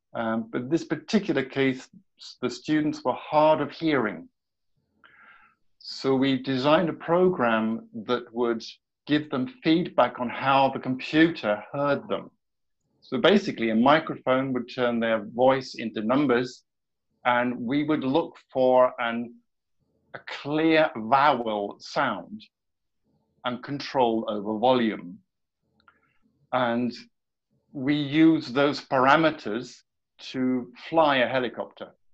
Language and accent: English; southern part of England, United Kingdom; moved away as an adult; now in Sweden; I'm British by by birth and by nature